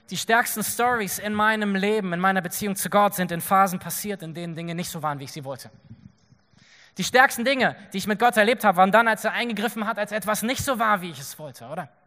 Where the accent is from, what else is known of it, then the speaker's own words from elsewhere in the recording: Berlin, Germany; also born or lived in Nordhessen; Ich bin in Nordhessen geboren und als ich elf war, sind wir nach Berlin gezogen.